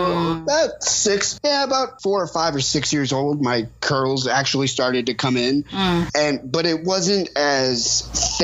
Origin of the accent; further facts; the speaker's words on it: the South, United States; if I'm going to raise this child in the South